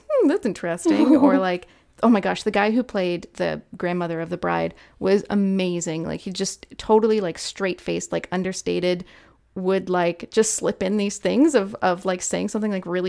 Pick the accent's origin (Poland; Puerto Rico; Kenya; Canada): Canada; I don't live in like the southern United States, right? I'm Canadian